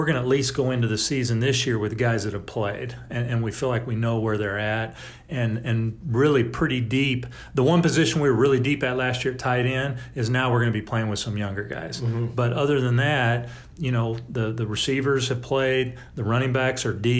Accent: California, United States; also born or lived in Pine Bluff, Arkansas; I was a baseball player my entire life growing up. We moved back to California from Pine Bluff, Arkansas, which I spent

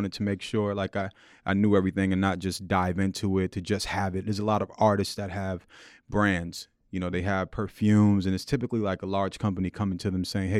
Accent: Queens, New York, United States; Born and raised in Queens, in Jamaica, Queens, South Jamaica, Queens. Just like everybody from Queens, I grew up loving

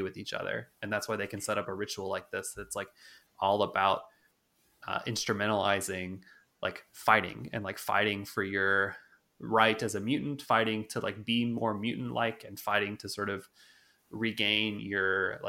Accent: United States; as Americans

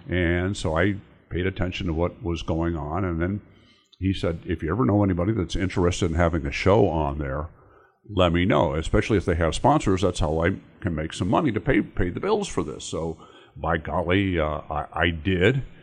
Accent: New Jersey, United States; moved away as an adult; now in Indiana, United States; I'm originally from New Jersey, and I came out here to go to Notre Dame.

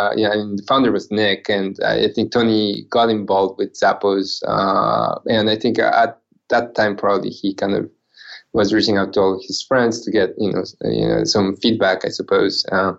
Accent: Japan; English is a second language; also born or lived in Guatemala / Central America; my accent might sound a little strange to some. I am originally from Japan, although I was born in Guatemala. My mom is from Central America. My dad was Japanese. So, I grew up going to school in Central America and Japan. I went to high school in Japan.

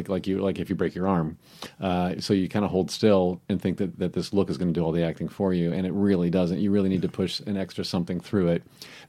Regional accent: United States; but we're all American.

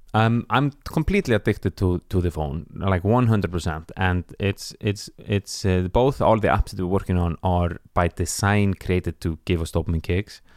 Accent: Iceland; moved away as an adult; now in Stockholm, Sweden; I'm from Iceland

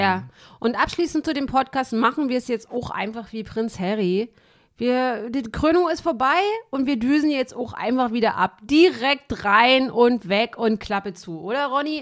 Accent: East Germany, Germany; ich irgendwie als Kind in der DDR

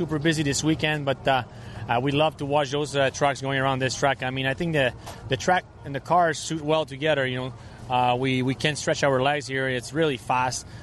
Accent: Trois-Rivières, Quebec, Canada; I'm from Three Rivers

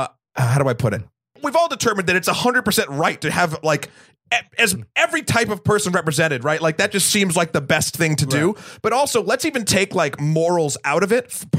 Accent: New Hampshire, United States; I am from New Hampshire.

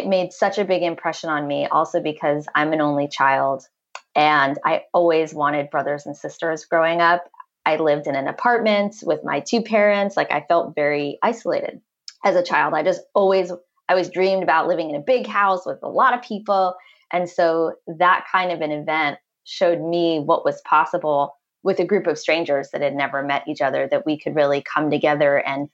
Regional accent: New York City, New York, United States; I grew up in Manhattan in New York City

